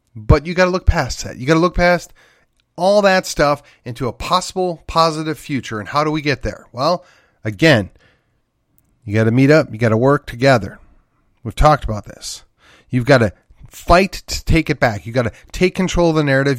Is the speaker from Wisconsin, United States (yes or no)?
yes; Wisconsin, United States; my home state of Wisconsin